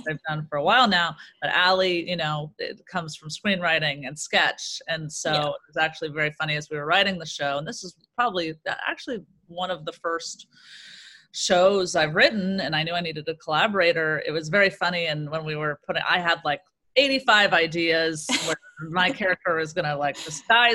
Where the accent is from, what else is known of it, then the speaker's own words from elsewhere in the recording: Orange County, California, United States; also born or lived in Chicago; now in Los Angeles, United States; I'm from Orange County originally.